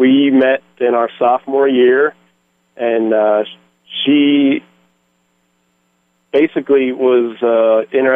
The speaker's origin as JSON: {"language": "English", "area": "just outside of Philadelphia", "region": "Pennsylvania", "country": "United States", "tie": "born or raised there", "also_born_or_lived": "Delaware / Georgia / Lehigh Valley, Pennsylvania", "said": "I am from Pennsylvania. I grew up just outside of Philadelphia"}